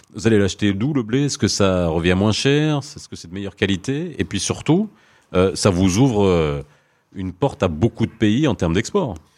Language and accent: French; Morocco; on est marocain, quand on est ici